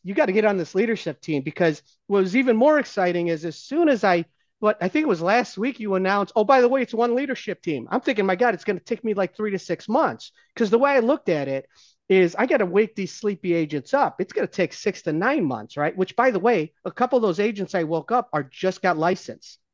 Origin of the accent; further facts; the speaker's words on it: Ohio, United States; I'm still a Browns fan 'cause I grew up in Ohio.